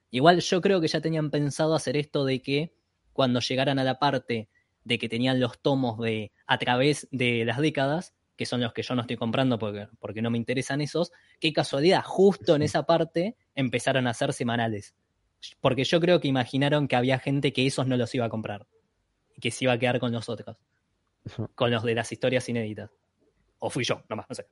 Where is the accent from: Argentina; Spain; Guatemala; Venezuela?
Argentina; Berazategui, Buenos Aires Province; yo que soy de, de Vareda, acá de zona